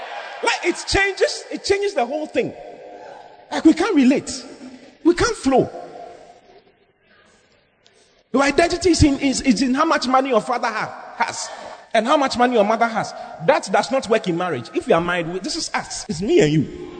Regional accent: Tamale, Northern Region, Ghana; I am from Tamale. I'm from Sabun Zongo.

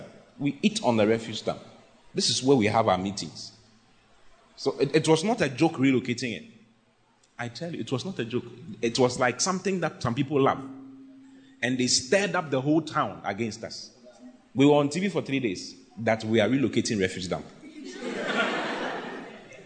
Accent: Accra, Greater Accra, Ghana; there's a principality in my area where I was raised in Accra.

